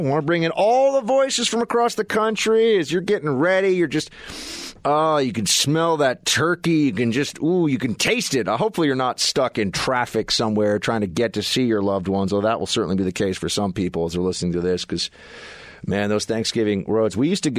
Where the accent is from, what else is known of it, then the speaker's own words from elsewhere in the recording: New York City, New York, United States; I learned this when I was a kid because I was a New Yorker. I was a Yankee from New York City.